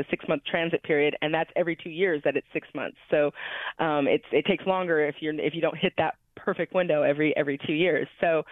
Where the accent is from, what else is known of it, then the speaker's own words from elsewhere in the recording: Illinois, United States; I grew up in Illinois. I grew up in the heart of farmland